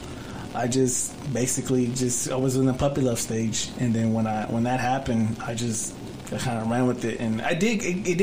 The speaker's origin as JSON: {"language": "English", "town": "Dallas", "region": "Texas", "country": "United States", "tie": "born or raised there", "also_born_or_lived": "Duncanville, Texas / Fort Worth, Texas", "said": "I grew up in Dallas. See, I started, I lived in Oak Cliff, and then from Oak Cliff, my parents moved to Duncanville"}